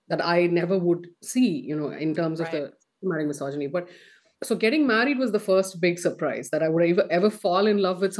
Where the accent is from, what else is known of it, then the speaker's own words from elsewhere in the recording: Midwest, United States; I grew up in America in my teenage years, right? So the Midwest